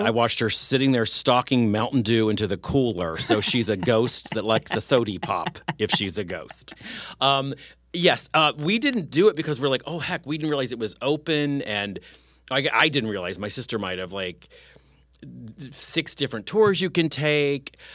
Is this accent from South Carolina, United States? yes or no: no; West Virginia, United States; moved away; also born or lived in Summersville, West Virginia / Morgantown, West Virginia; I'm from West Virginia